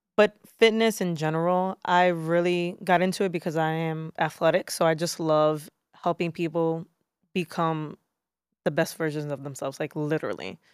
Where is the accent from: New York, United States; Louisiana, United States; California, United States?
New York, United States; New York City; I am born and raised in Brooklyn, New York. So, native New Yorker